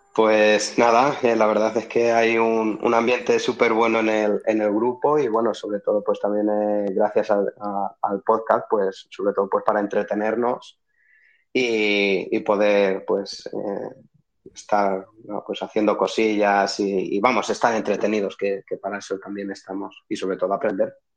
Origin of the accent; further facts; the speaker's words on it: Albacete, Castilla-La Mancha, Spain; de aquí de, Albacete